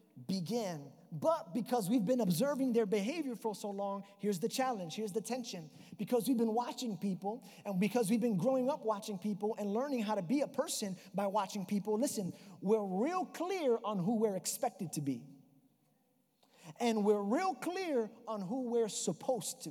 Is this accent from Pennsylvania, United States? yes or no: no; New York, United States; accent: New York; It's my New York accent